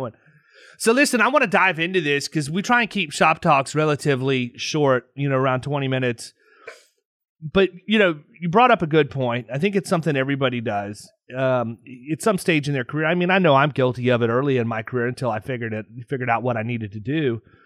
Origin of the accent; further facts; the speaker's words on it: Tampa, Florida, United States; my hometown, Tampa, Florida